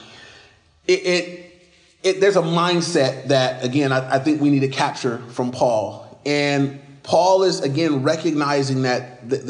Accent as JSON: {"language": "English", "country": "United States"}